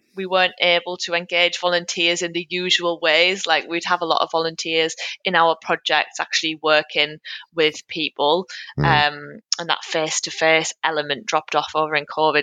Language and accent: English; North East England, United Kingdom; accent: northeastern; now in Newcastle, United Kingdom; I'm currently in Newcastle, if you couldn't tell from my northeastern accent